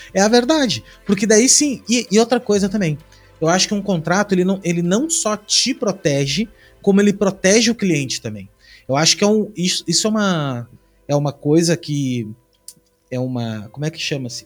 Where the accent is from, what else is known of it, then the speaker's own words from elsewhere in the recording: Rio Grande do Sul, Brazil; now in Santa Catarina, Brazil; Eu sou do Rio Grande do Sul, hoje eu moro em Santa Catarina